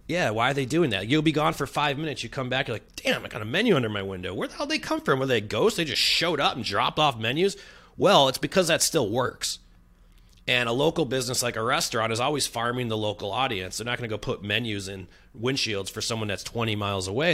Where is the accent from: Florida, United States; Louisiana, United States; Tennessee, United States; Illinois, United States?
Illinois, United States; Chicago; moved away as an adult; now in San Diego, United States; I'm coming in as a transplant. I'm from Chicago